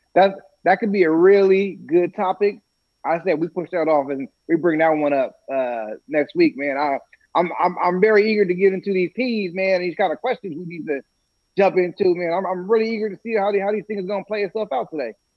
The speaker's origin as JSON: {"language": "English", "region": "California", "country": "United States", "said": "I'm from Cali."}